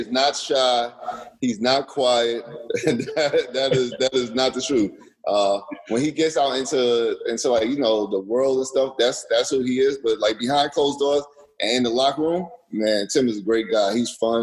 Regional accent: New York, United States; I was born in New York, raised in New York

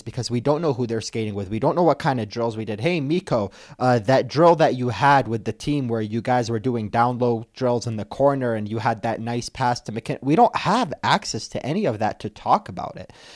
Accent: Detroit, Michigan, United States; moved away as an adult; now in Denver, United States; I'm from Detroit. That's where I learned the ropes

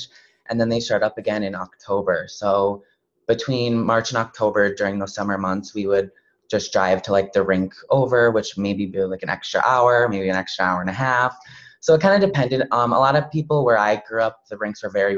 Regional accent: Loyal, Wisconsin, United States; I'm from central Wisconsin. So I grew up in a little tiny town. It's called Loyal

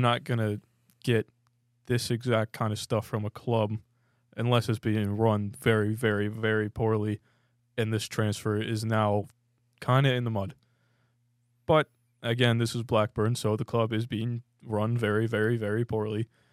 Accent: United States; as an American

